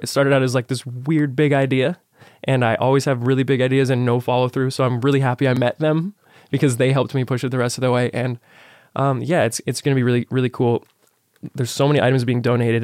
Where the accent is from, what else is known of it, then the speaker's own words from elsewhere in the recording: Las Vegas, Nevada, United States; I'm born and raised in Vegas